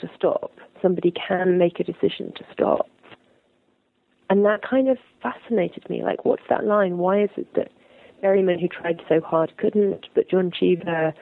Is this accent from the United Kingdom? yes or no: yes; United Kingdom; I'm a British journalist